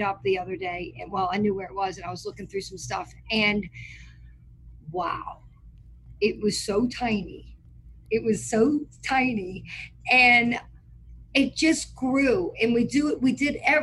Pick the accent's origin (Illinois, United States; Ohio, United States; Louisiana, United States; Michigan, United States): Louisiana, United States; New Orleans; moved away as an adult; now in Mandeville, United States; I am from New Orleans, Louisiana. I grew up in Lake Vista.